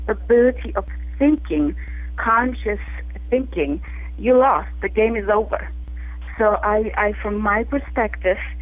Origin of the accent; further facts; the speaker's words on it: Poland; moved away as an adult; now in New York, United States; I grew up in Poland, I was educated